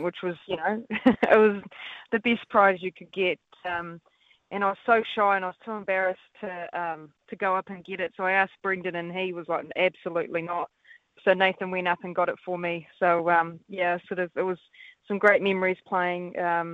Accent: New Zealand; Kiwi child, that we got to play backyard cricket.

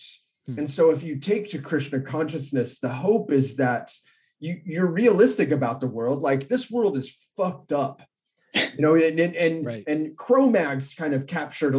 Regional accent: Orange County, California, United States; I grew up here in Orange County

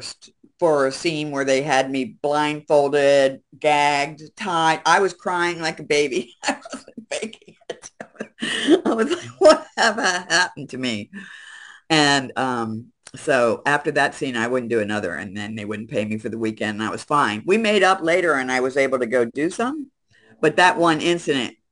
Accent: Baltimore, Maryland, United States; accent: Baltimore; moved away; also born or lived in West Coast; you can tell I came from Baltimore, my accent.

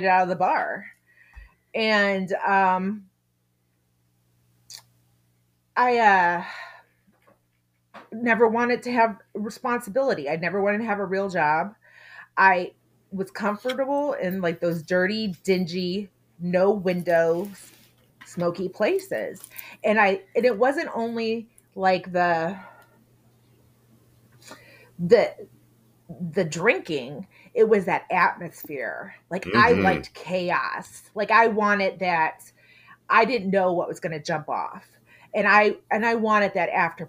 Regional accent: Texas, United States; grew up down in Texas

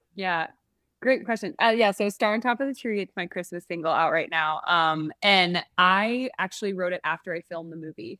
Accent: San Francisco, California, United States; I'm from San Francisco, so we would go to the Orpheum Theater there.

